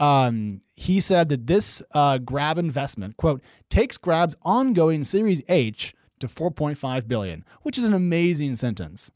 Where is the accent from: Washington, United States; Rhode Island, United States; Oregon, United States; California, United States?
Oregon, United States; moved away as an adult; I'm from Oregon, and I left there for a reason, and now I'm back